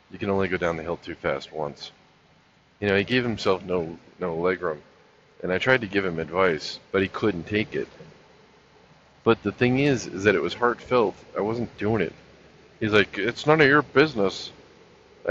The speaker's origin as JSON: {"language": "English", "town": "South Pasadena", "region": "California", "country": "United States", "tie": "born or raised there", "also_born_or_lived": "Lakewood, California", "moved": "yes", "said": "I was born in Lakewood, which is the city right next to Long Beach. And then I moved to South Pasadena. So I lived in South Pasadena, Alhambra, Pasadena, San Gabriel, you know, that whole area."}